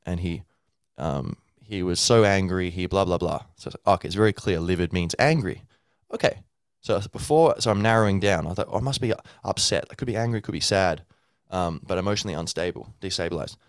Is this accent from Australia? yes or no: yes; Australia; now in Dublin, Ireland; I was born and grew up in Australia, so I'd say I'm, I'm both Australian and Irish